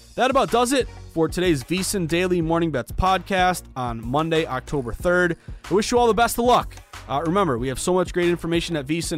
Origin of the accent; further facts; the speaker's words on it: Massachusetts, United States; born and raised in Massachusetts